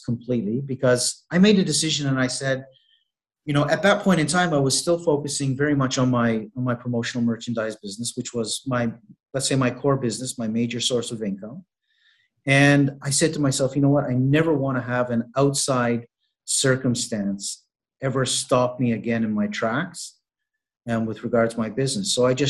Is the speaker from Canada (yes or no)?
yes; Canada; now in Malta; I'm originally from Canada, but I have been based here in Malta now for the last, I believe we're going on 2 years.